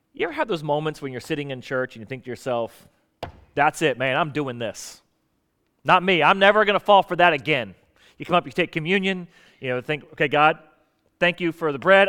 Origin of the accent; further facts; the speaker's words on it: South Florida, United States; moved away as an adult; also born or lived in Portsmouth, Virginia; now in Virginia Beach, United States; I grew up in South Florida